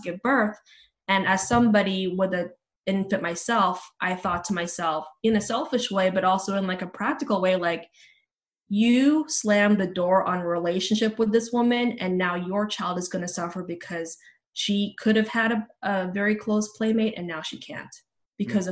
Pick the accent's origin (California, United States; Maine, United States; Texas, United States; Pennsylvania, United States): California, United States; Bay Area; also born or lived in Philippines / New Zealand; now in Los Angeles, United States; where I grew up in the Bay Area, I lived in a court in a suburb